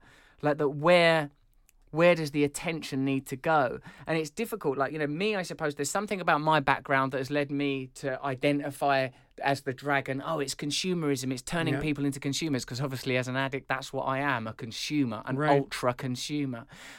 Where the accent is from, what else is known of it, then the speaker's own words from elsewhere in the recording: England, United Kingdom; As an English person, I accept that.